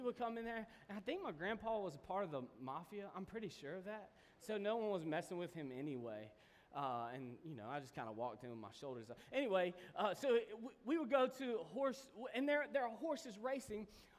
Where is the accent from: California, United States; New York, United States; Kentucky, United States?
Kentucky, United States; I'm from Kentucky